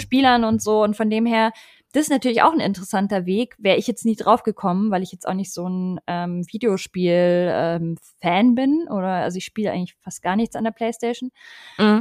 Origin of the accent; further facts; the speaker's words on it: Munich, Bavaria, Germany; moved away; ich bin ja ursprünglich aus München